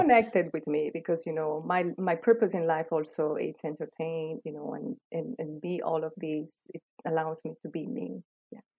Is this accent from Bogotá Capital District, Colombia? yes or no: no; Cali, Valle del Cauca, Colombia; moved away as an adult; now in United States; I grew up in Colombia. Um, I was living there in Cali also same time. I moved to the US in 2005